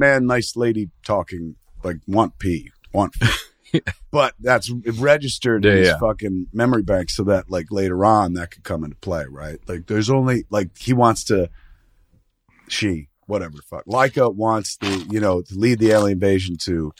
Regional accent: United States; I'm American.

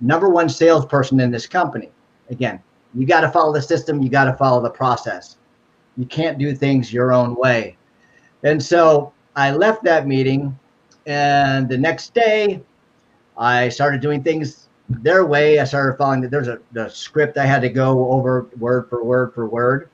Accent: Cleveland, Ohio, United States; moved away; also born or lived in Northern California; I'm originally from Cleveland, Ohio.

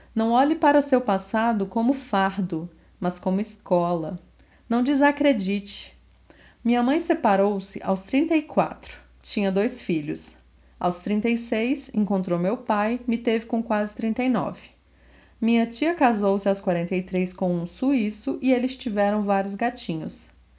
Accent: Brasília, Federal District, Brazil; eu sou de Brasília

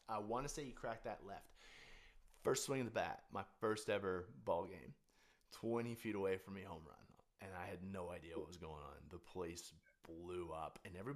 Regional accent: Canada; I'm Canadian

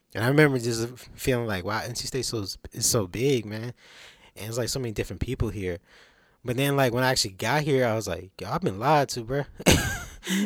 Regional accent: Durham, North Carolina, United States; I'm from Durham, North Carolina, nine one nine

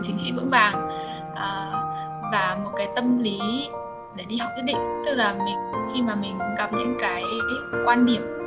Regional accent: Vietnam; moved away as an adult; now in China; mình đã cũng là người Việt Nam

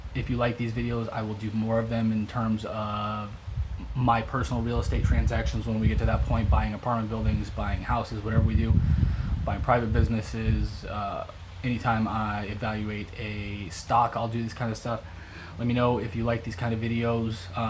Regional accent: Midwest, United States; now in Tampa, United States; we're both from the Midwest, so a lot of Midwestern work ethic

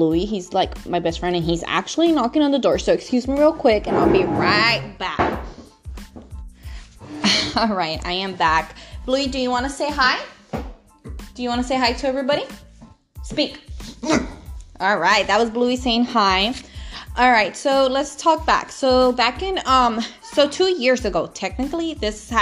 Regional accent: Los Angeles, California, United States; now in Northern California, United States; I am located in Northern California, but I'm originally from Los Angeles

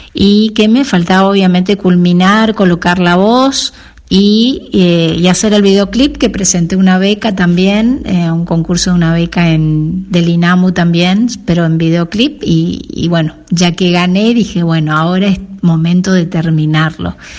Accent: Paso de los Libres, Corrientes, Argentina; moved away as an adult; also born or lived in Resistencia, Chaco / France; now in Santa Ana de los Guácaras, Argentina; desde el pueblo de la ciudad de, de Paso de los Libres, donde yo nací

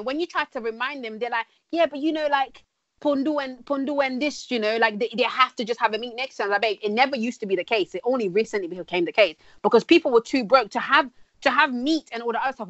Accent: DR Congo; born there; when I was younger, this is like the 90s, because I was born in Congo.

